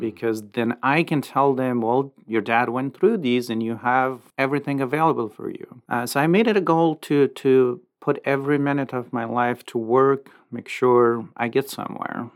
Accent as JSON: {"language": "English", "country": "Afghanistan", "tie": "born or raised there", "moved": "yes", "lives_now": "Lincoln, United States", "said": "Our whole life we spent in Afghanistan"}